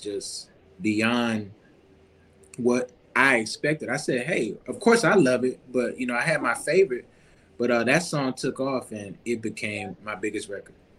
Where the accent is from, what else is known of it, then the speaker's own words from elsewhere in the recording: Baton Rouge, Louisiana, United States; especially being in Baton Rouge. You know, we in, in my hometown of Louisiana